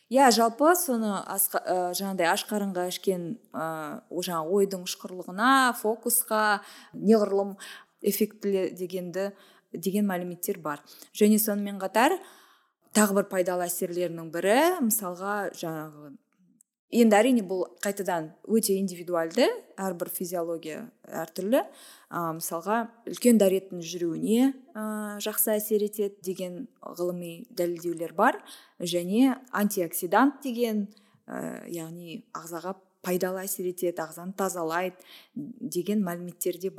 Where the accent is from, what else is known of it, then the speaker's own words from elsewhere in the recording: Kazakhstan; біз ә, былайша айтқанда бірінші буынбыз ғой кофе ішушілердің қазақтар